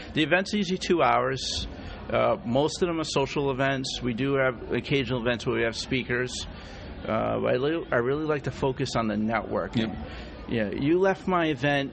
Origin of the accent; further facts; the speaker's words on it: Rhode Island, United States; I'm from Rhode Island, believe it or not great place to live, awesome place to grow up